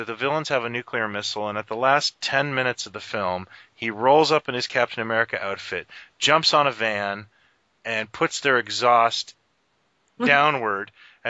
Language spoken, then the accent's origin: English; Canada; I'm Canadian